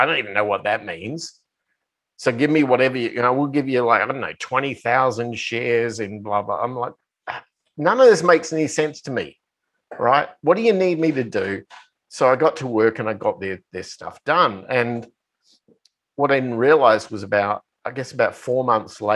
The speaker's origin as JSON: {"language": "English", "country": "Australia", "tie": "born or raised there", "moved": "as an adult", "lives_now": "United States", "said": "I bought a house back in my hometown. I tried to reacclimatize myself with my friends and, you know, people I grew up"}